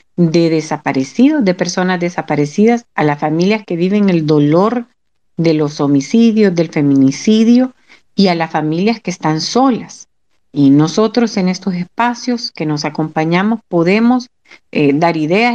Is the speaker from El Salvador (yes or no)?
yes; El Salvador; como salvadoreños y salvadoreñas